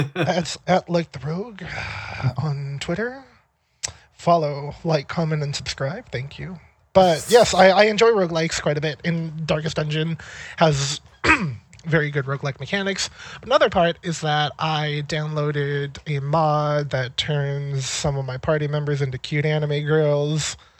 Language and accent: English; California, United States; moved away as an adult; also born or lived in Maine; now in Seattle, United States; I grew up in California and then I went to school in Maine